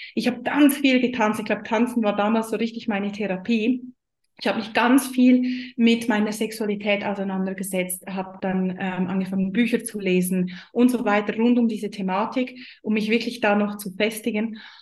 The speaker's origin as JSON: {"language": "German", "country": "Switzerland", "said": "ich komme aus der Schweiz, ihr hört das wahrscheinlich schon"}